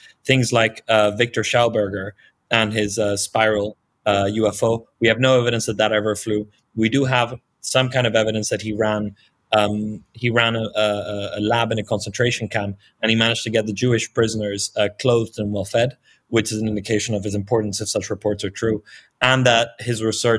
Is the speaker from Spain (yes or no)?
yes; Marbella, Andalusia, Spain; It's a very little known research project that allegedly occurred in Marbella, which is my hometown, which is where I am currently in, with very promising leads.